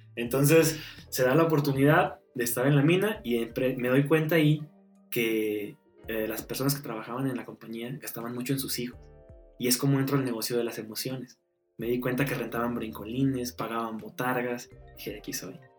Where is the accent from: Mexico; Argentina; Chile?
Mexico; Canatlán, Durango; now in Durango, Mexico; soy de Canatlán, Canatlán Durango. Allá viví 18 años, criado orgullosamente de abuela.